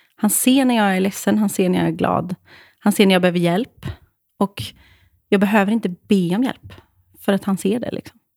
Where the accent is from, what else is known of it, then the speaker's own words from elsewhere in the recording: Åmål, Västra Götaland, Sweden; Jag kommer alltså från Åmål. Fucking Åmål.